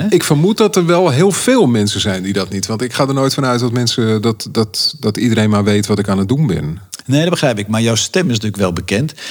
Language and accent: Dutch; Amsterdam, North Holland, Netherlands; also born or lived in Schagen; Ik kom uit Amsterdam en ik heb mijn huis verkocht afgelopen jaar. En ik mag hier heel eventjes bivakeren in, in het prachtige Noord-Holland, waar ik ook vandaan kom.